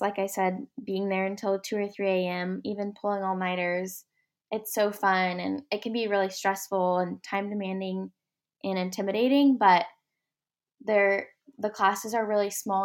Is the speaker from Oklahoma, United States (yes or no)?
yes; Ardmore, Oklahoma, United States; I'm from Ardmore, Oklahoma